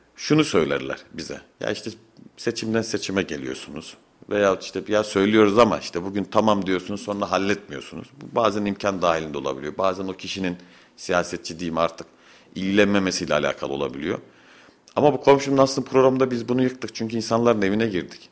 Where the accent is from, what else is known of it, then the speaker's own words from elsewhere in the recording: Fevzi Çakmak neighbourhood, Kayseri Province, Turkey; Fevzi Çakmak Mahallesi Çoruh Caddesi'nde bulunan Başbu Apartmanı var. Rahmetli dedemin yaptırdığı 1973 yılında. Ben o apartmanda büyüdüm.